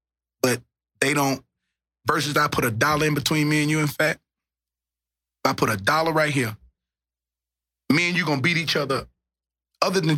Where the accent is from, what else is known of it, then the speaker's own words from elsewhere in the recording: Dallas, Texas, United States; But I'm from North Dallas, nigga. I represent the whole Dallas.